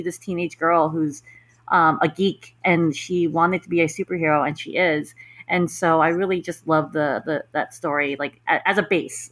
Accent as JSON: {"language": "English", "region": "New York", "country": "United States", "said": "I'm from New York"}